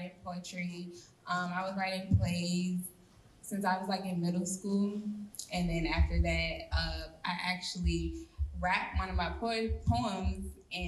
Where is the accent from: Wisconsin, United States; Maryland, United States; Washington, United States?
Maryland, United States; moved away